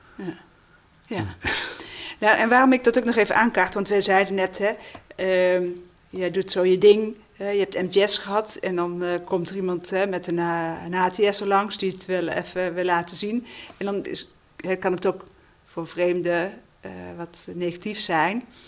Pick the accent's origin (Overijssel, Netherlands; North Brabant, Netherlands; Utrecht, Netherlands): North Brabant, Netherlands; moved away; ben een Brabander